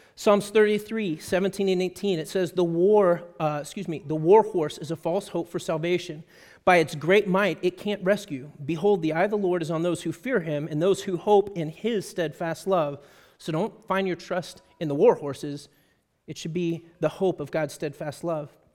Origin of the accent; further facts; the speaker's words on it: Texas, United States; I'm a Texan